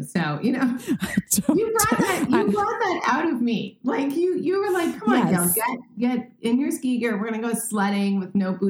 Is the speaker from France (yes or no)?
yes; Paris, Île-de-France, France; also born or lived in Cannes; So yeah, born and raised in France. I'm bilingual. I'm also bicultural. So I have 2 passports. So I'm very grateful for that honor. And grew up in Paris mostly, but summered in Cannes, which is in the south of France